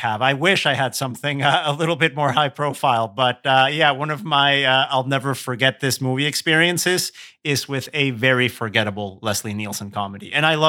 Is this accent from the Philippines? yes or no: no; Querétaro, Mexico; I'm fortunate that the formative cinema experience that I have is still around in my hometown of Querétaro in Mexico, but it's under a different name.